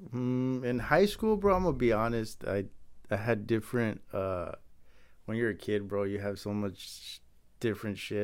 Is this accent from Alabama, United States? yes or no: no; Santa Ana, California, United States; also born or lived in Anaheim, California; I was born and raised in Santa Ana